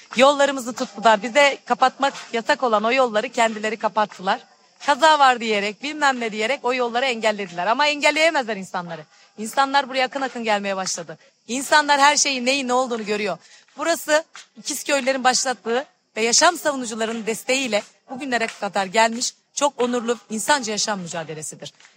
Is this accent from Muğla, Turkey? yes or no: yes; İkizköy, Muğla, Turkey; İkizköy'de doğdum. İkizköylüyüm.